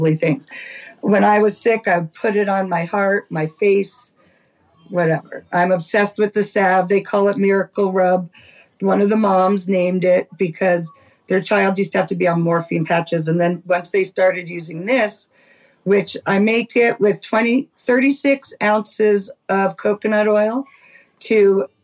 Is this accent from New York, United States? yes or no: yes; New York City, New York, United States; also born or lived in Lompico, California; now in Santa Cruz, United States; I grew up in New York City